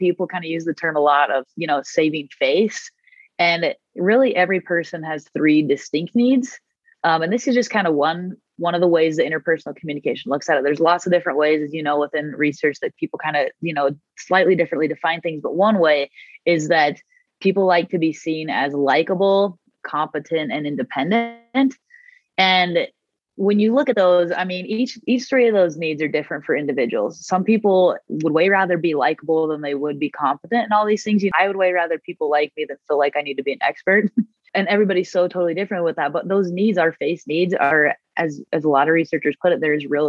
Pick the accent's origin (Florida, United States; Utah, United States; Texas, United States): Utah, United States; Murray; I grew up in Murray. I love Utah